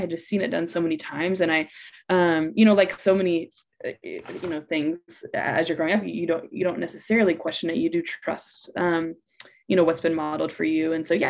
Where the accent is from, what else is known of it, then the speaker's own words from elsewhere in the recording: Atlanta, Georgia, United States; also born or lived in Guatemala; I grew up in Atlanta, Georgia, but lived in Guatemala for about a decade with my husband.